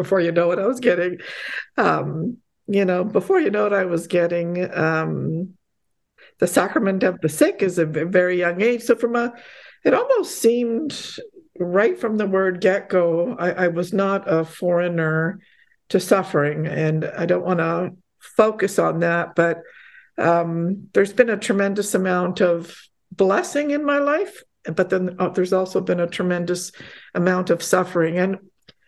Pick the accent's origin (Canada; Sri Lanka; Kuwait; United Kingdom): Canada; also born or lived in Poland; we immigrated to Canada when I was quite young. And, I was basically a toddler